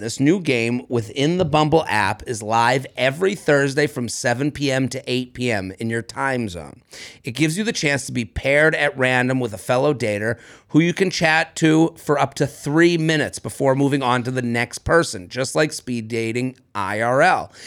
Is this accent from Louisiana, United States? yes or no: no; Boston, Massachusetts, United States; now in New York City, United States; as a Bostonian